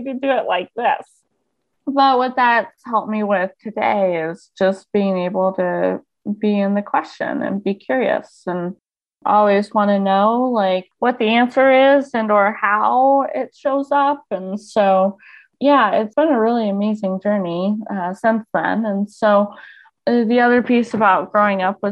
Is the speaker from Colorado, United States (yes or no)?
yes; Colorado Springs, Colorado, United States; also born or lived in Littleton, Colorado; Yeah, so I grew up in Colorado Springs, which is obviously just an hour south, basically, of here